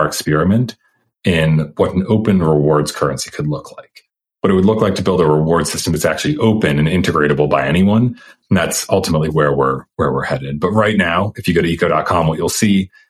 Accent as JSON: {"language": "English", "area": "outside of Boston", "region": "Massachusetts", "country": "United States", "tie": "born or raised there", "also_born_or_lived": "Stanford, California", "moved": "yes", "lives_now": "Austin, United States", "said": "I was born outside of Boston, Massachusetts, but went to Stanford"}